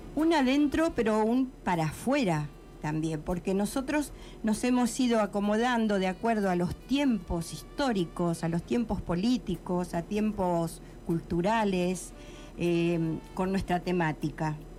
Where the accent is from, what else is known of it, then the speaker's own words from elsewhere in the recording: Eduardo Castex, La Pampa, Argentina; Yo siempre canté desde niña. En mi escuela, en mi pueblo, Eduardo Castex, en la escuela primaria